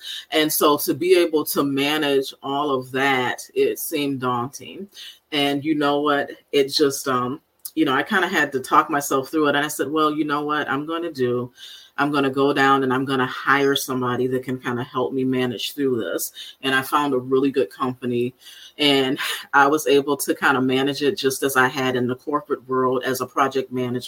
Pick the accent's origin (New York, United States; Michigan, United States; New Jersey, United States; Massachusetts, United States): Michigan, United States; Benton Harbor; I grew up in Benton Harbor, Michigan, on the southwest side of the state, about 3.5 hours from here